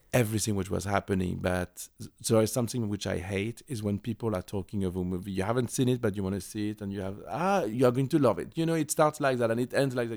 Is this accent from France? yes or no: yes; Paris, Île-de-France, France; I was born and raised in Paris